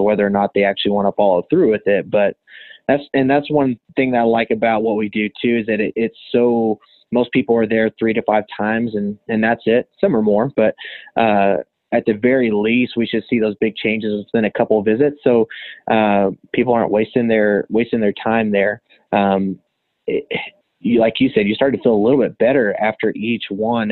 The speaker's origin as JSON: {"language": "English", "town": "Canyon", "region": "Texas", "country": "United States", "tie": "born or raised there", "also_born_or_lived": "Dallas, Texas / Portales, New Mexico", "moved": "as an adult", "lives_now": "Lubbock, United States", "said": "I grew up in the Canyon Emerald area"}